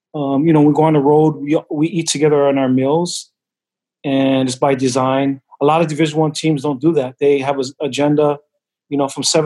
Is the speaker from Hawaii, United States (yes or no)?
yes; Hawaii, United States; moved away; being from Hawaii, you know, I'm Samoan, but I was raised in Hawaii